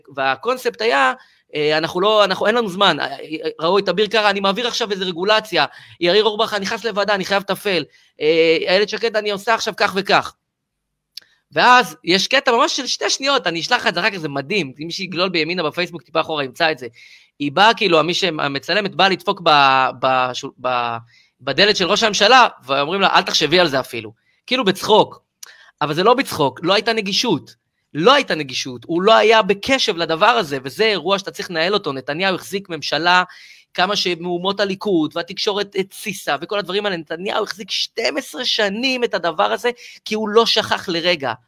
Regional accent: Israel

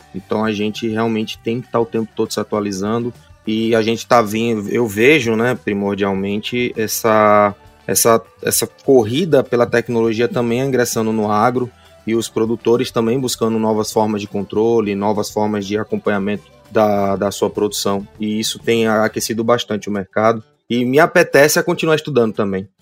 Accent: Aracaju, Sergipe, Brazil; eu sou aqui de Aracaju, Sergipe

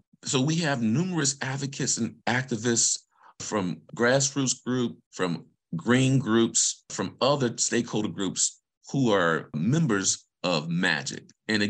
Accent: Vicksburg, Mississippi, United States; moved away; But I'm from Vicksburg, Mississippi. And I grew up near a highway. I grew up near a sewage treatment plant.

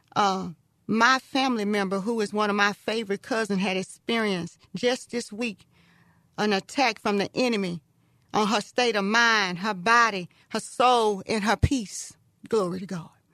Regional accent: Texas, United States; I'm from Texas.

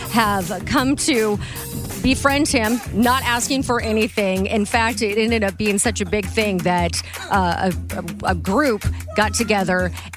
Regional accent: the Northwest, Pacific Northwest, United States; moved away; I'm from the Northwest originally

